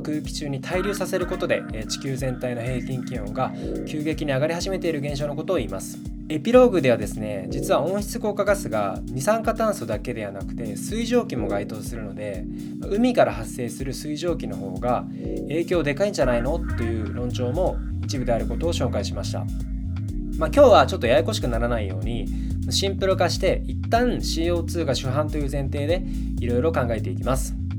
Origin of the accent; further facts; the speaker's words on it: Genkai, Saga, Japan; 僕はですね佐賀県の玄海町という人口が6,000人弱くらいの町の出身なんですが